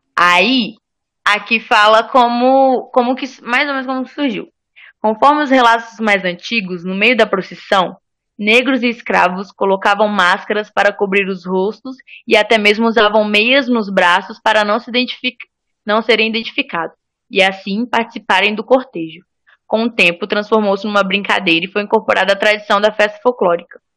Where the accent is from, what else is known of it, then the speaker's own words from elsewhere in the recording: Espírito Santo, Brazil; moved away; de onde eu vim, a gente tem muito uma no Espírito Santo